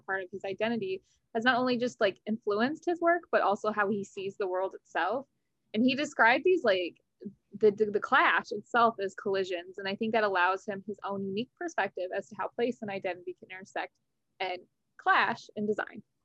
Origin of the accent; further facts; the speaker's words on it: outside St. Louis, Missouri, United States; now in New Orleans, United States; I'm originally from outside St. Louis, Missouri